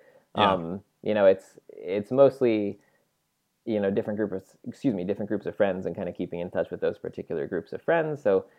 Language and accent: English; New York, United States; So I grew up near New York City.